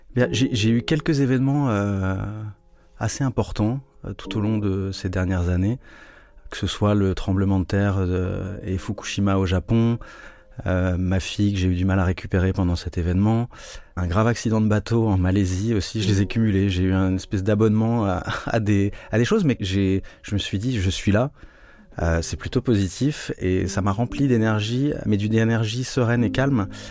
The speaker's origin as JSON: {"language": "French", "town": "Rennes", "region": "Brittany", "country": "France", "tie": "born or raised there", "also_born_or_lived": "Japan / Hong Kong / Portugal", "moved": "yes", "lives_now": "Lisbon, Portugal", "said": "je suis né à Rennes, dans une ville qui est, où on voit encore beaucoup de maisons du Moyen-Âge, à Colombage"}